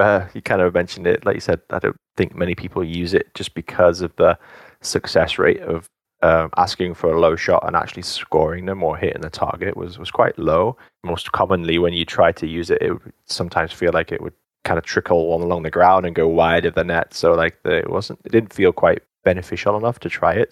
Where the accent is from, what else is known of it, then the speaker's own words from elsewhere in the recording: England, United Kingdom; moved away; also born or lived in United States; I was born in England. Half of my family, um, is Welsh